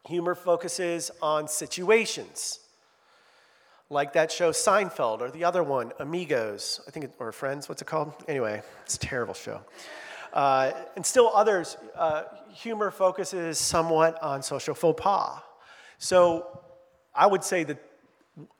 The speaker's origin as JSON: {"language": "English", "region": "Midwest", "country": "United States", "moved": "as an adult", "said": "I'm not from New York, I'm from the Midwest"}